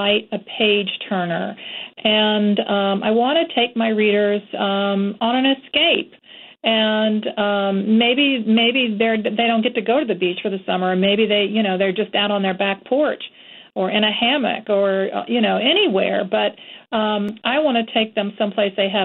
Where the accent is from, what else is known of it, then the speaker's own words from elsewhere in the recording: Florida, United States; moved away; also born or lived in Georgia / North Carolina; I've always lived in the South. I grew up in Florida, and I've lived in Georgia and briefly in North Carolina my whole life